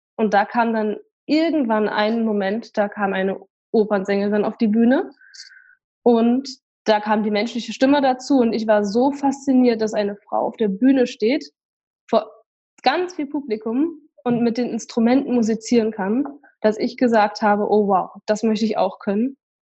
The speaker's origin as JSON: {"language": "German", "town": "Weimar", "region": "Thuringia", "country": "Germany", "said": "bei uns in Weimar"}